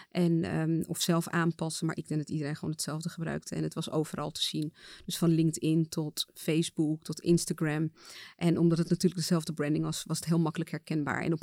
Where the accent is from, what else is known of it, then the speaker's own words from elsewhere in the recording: Suriname; Ik kom zelf uit Suriname en ik weet dat daar gewoon echt een nationale feestdag is.